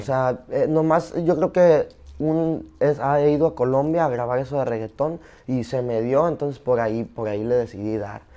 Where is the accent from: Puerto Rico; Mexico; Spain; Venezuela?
Mexico; Zapopan, Jalisco; also born or lived in Culiacán, Sinaloa / New York; yo nací en Zapopan. Y, y, crecí allá en Culich también.